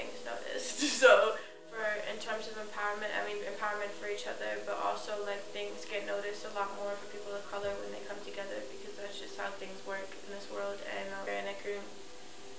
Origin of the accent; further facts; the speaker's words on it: New York City, New York, United States; also born or lived in East Harlem; I grew up in Chelsea